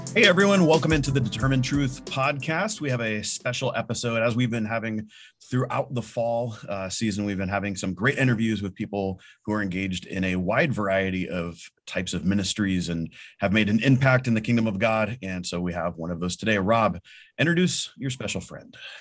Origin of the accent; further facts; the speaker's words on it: United States; as an American living in an American church